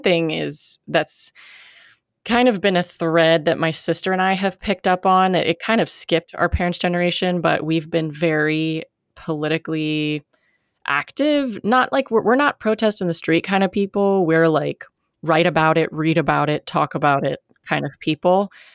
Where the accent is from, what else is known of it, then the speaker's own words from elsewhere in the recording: United States; I'm very American